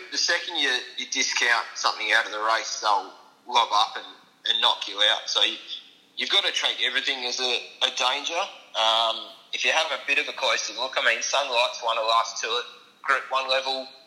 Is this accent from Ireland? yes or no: no; Perth, Western Australia, Australia; moved away as an adult; Um, so, I'm from Perth.